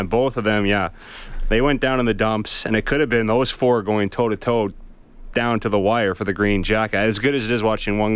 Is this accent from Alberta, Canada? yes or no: yes; Edmonton, Alberta, Canada; I'm from Edmonton.